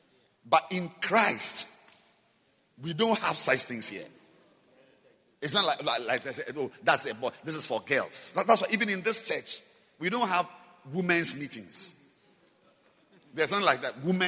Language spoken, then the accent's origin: English; Singapore; So seriously, here, I mean, I'm just from Singapore.